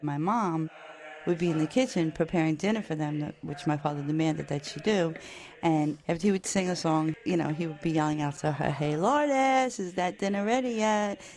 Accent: New York City, New York, United States; I was born and raised in Brooklyn, New York, and I'm of Irish descent.

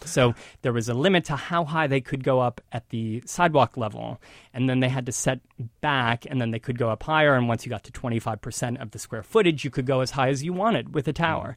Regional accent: northern Ohio, United States; moved away as an adult; now in New York City, United States; northern Ohio, right on Lake Erie, a small town

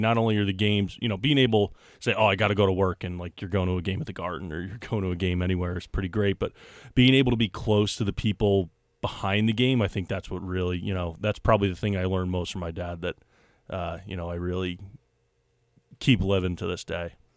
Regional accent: Elmont, New York, United States; I grew up in Elmont, New York, which is the first town into Nassau from Queens

